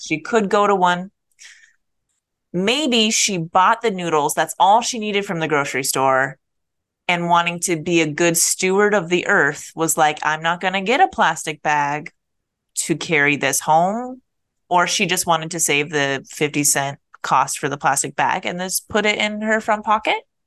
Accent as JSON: {"language": "English", "region": "Minnesota", "country": "United States", "moved": "yes", "said": "Mall of America it's our mall as Minnesotan"}